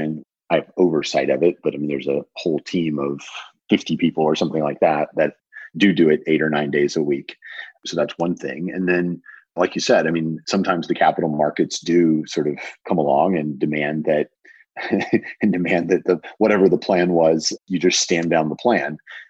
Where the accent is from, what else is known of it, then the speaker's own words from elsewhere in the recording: the South, United States; I was taught to cook by my grandmothers growing up in the South.